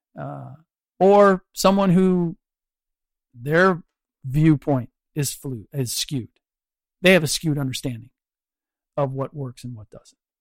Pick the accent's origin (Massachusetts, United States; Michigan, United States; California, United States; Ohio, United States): Ohio, United States; Cincinnati; I grew up in Cincinnati